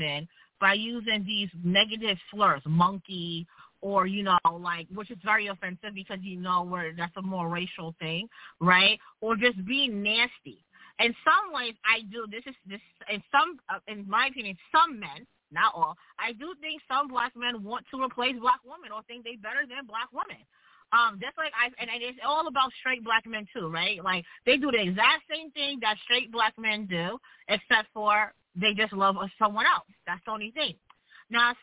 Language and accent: English; New York, United States; I'm from New York